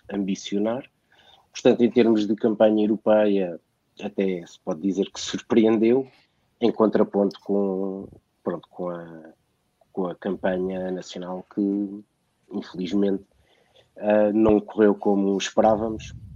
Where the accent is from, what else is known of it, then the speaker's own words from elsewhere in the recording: Lisbon, Portugal; nasci em Lisboa